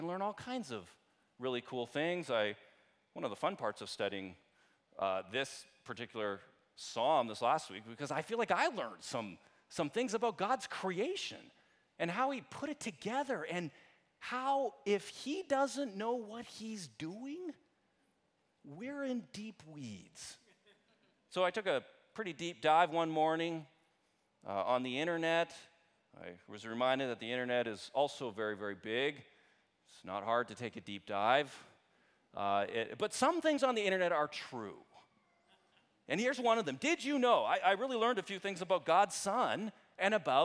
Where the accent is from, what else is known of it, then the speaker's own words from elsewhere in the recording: Canada; I'm Canadian